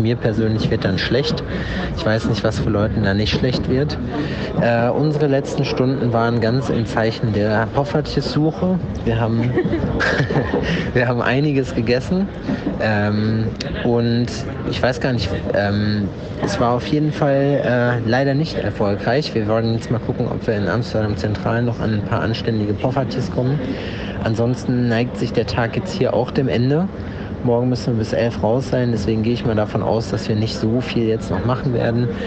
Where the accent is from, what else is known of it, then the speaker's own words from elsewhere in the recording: Germany; in Deutschland nach wie vor vermisse, zumindest in meiner Heimatstadt